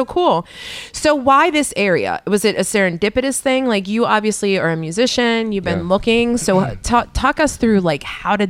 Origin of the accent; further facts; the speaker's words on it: Pittsburgh, Pennsylvania, United States; I grew up in the North Side.